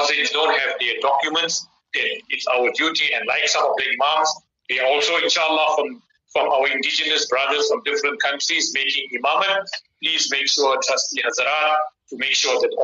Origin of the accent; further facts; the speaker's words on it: South Africa; our duty as South African citizens